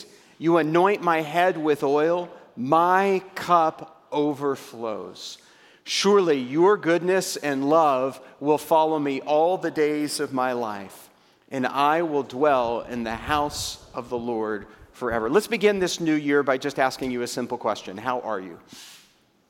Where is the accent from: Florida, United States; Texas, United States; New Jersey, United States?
Texas, United States; Waco; in Central Texas in my hometown when a brand new restaurant comes to the greater metropolitan area of Waco, Texas.